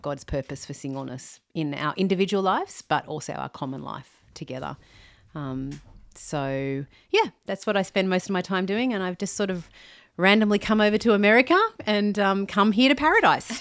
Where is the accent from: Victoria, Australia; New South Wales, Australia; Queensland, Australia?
New South Wales, Australia; Sydney; I'm from Australia, a Sydney girl, born and bred